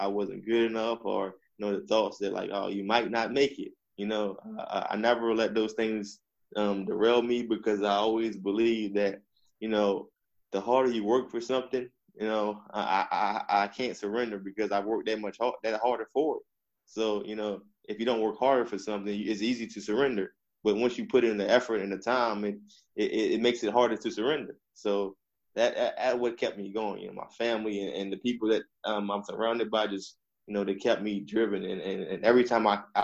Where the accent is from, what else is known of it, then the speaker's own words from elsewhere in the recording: Eastern Shore of Virginia, United States; I'm from Virginia. I'm from the Eastern Shore of Virginia